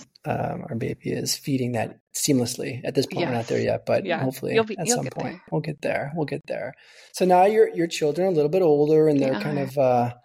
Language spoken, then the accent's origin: English; Colorado, United States; So he's like, great choice. That's the state bird of my home state.